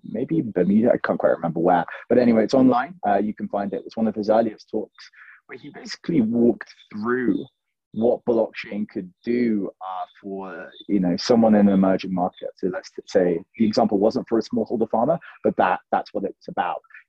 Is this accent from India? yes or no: no; London, United Kingdom; moved away as an adult; now in Ethiopia; I was born and raised in London in the UK, went to university there